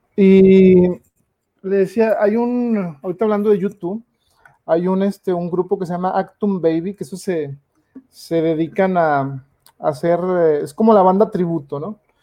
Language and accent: Spanish; Mexico; yo siendo mexicano